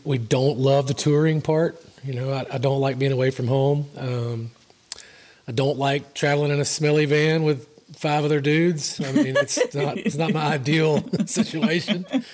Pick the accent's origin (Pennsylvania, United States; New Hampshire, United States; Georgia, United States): Georgia, United States; moved away; my home state of Georgia